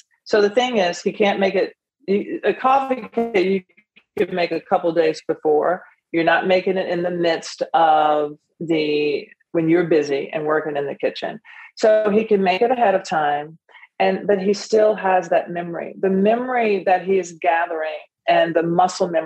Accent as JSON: {"language": "English", "town": "Nashville", "region": "Tennessee", "country": "United States", "tie": "born or raised there", "said": "it's based and rooted in our tradition at home, growing up in Nashville"}